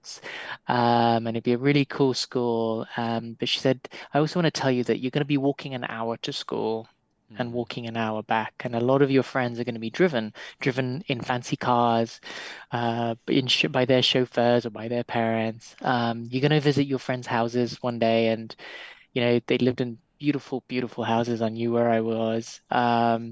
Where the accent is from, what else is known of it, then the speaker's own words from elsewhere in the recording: Nairobi, Kenya; grew up in the, let's just call it the humble part of Nairobi.